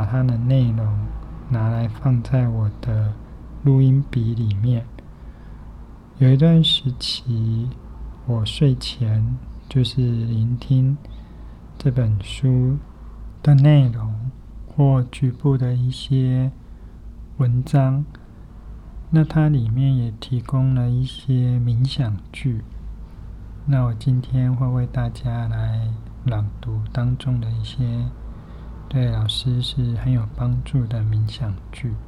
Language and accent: Chinese; Kaohsiung, Taiwan; now in Taipei, Taiwan; 这本书陪我陪非常久了，是我从高雄来台北拿上来的几本书之一。算算也快二十多年了。